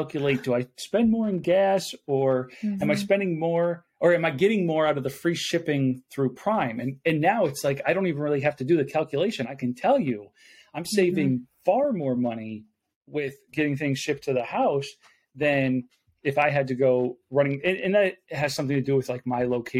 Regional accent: Buffalo, New York, United States; moved away; I'm originally from Buffalo, New York. So in Western New York

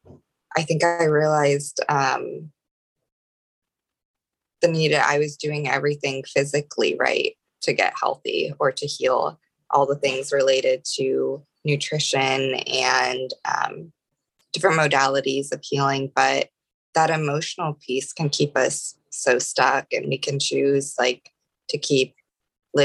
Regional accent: Ohio, United States; moved away as an adult; also born or lived in Austin, Texas; I grew up in Ohio

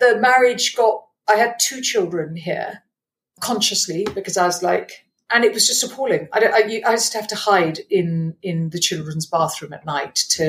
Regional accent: Malawi; moved away; I grew up in Malawi, very wealthy Indian family

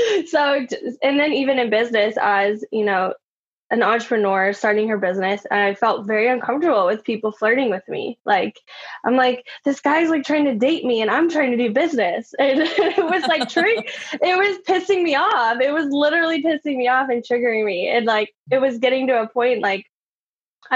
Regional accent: Austin, Texas, United States; I grew up in Austin

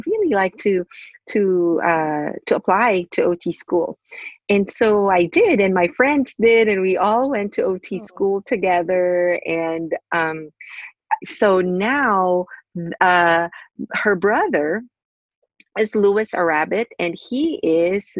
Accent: Philippines; I am originally from the Philippines. I was born and raised in the Philippines and went to Catholic school.

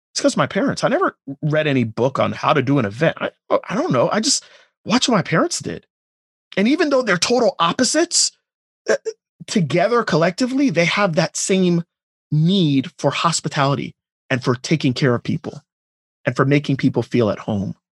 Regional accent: Pembroke Pines, Florida, United States; also born or lived in Jamaica / Miami; I grew up in a house in Pembroke Pines. That's where I, you know, I was. I was born in Jamaica, moved to Miami, but the majority of my childhood was in Pembroke Pines

